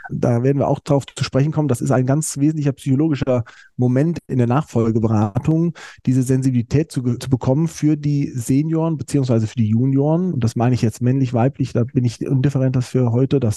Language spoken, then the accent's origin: German; Mainz, Rhineland-Palatinate, Germany; Ich bin in Mainz groß geworden an der äh, Universität, bin dann ein Jahr im Ausland gewesen in Frankreich.